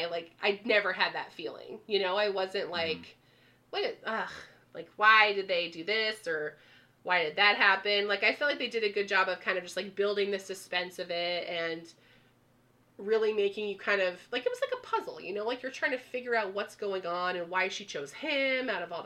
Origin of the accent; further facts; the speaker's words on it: East Coast, United States; Like, even growing up on the East Coast, like, I knew about the Winchester House